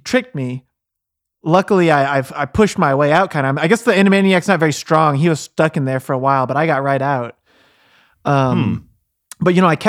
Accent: Terre Haute, Indiana, United States; Well, I'm Terre Haute born and raised, you know.

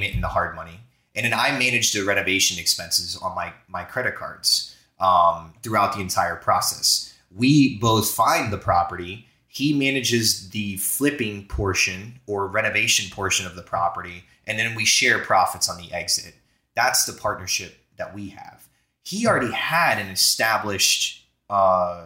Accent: Florida, United States; moved away; also born or lived in New Jersey; I'm from Florida originally.

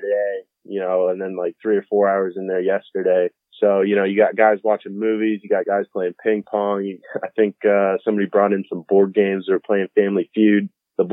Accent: Winter Park, Florida, United States; I'm from Winter Park, Florida, we've been there for about 14 years.

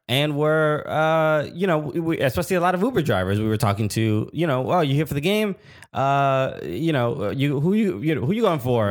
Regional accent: New York, United States; we from New York

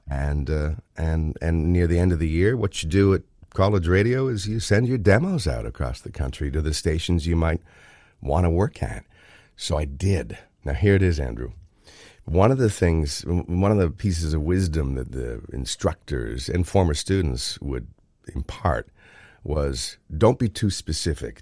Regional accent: Oshawa, Ontario, Canada; now in Thornbury, Canada; growing up in Oshawa and reading the Oshawa Times

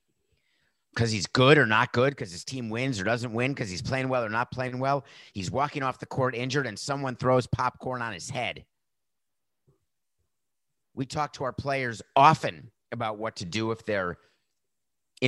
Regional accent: New York, United States; as a New Yorker

